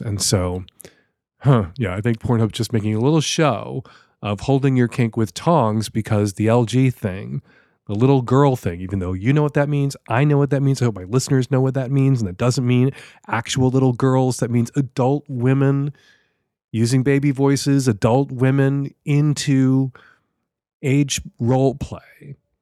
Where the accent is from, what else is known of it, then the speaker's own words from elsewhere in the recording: Chicago, Illinois, United States; now in Seattle, United States; Love you, Chicago. Still my hometown.